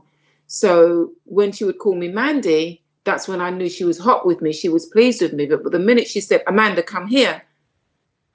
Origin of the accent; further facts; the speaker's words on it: London, United Kingdom; also born or lived in Saint Lucia; even though I was born in London, when I was the age of 5, I went to St. Lucia and came back when I was 9.